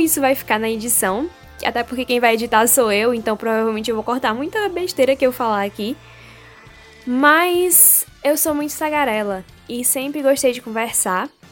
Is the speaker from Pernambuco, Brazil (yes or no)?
yes; Pernambuco, Brazil; accent: nordestino; now in Bahia, Brazil; sou de Pernambuco, sou nordestina, então você vai escutar muito do meu sotaque por aqui.